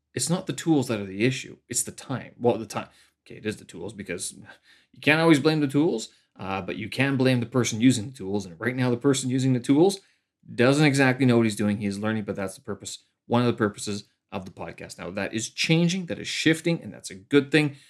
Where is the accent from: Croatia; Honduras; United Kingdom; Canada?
Canada; moved away as an adult; now in Beijing, China; I'm a Canadian expat here, uh, living in Beijing, China.